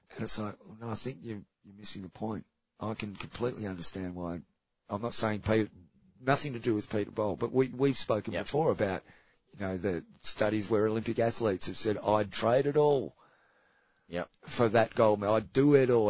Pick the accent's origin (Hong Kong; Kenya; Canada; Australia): Australia; as an Australian